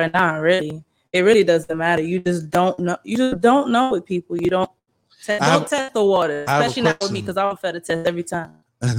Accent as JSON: {"language": "English", "country": "United States", "tie": "born or raised there", "said": "I was born here."}